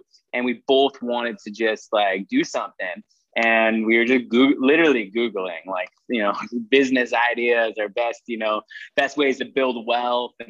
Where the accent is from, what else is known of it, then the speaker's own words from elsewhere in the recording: Saskatchewan, Canada; now in Calgary, Canada; I'm a real estate entrepreneur originally from Saskatchewan, Canada